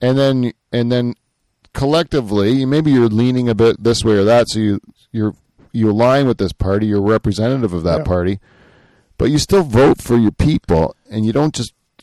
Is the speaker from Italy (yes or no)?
no; Canada; I'm Canadian